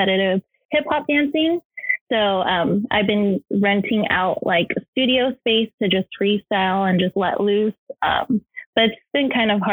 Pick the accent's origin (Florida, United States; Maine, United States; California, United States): California, United States; Los Angeles; also born or lived in San Francisco; I transferred to Cal State LA to move back home